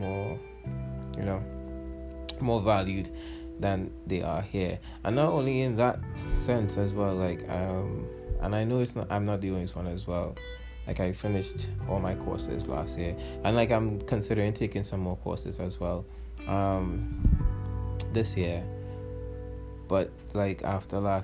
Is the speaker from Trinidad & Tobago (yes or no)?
yes; Trinidad & Tobago; as a Trinidadian hip-hop artist, I should say, like, we're not really appreciated in Trinidad and Tobago